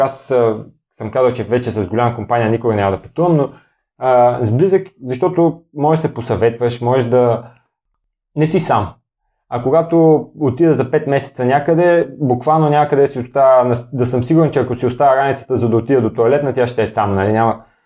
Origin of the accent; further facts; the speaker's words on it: Bulgaria; питат ме откъде си, аз казвам от България